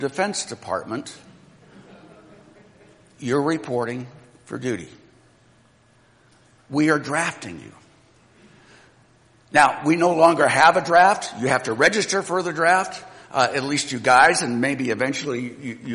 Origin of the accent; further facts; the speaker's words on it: United States; I'm an American citizen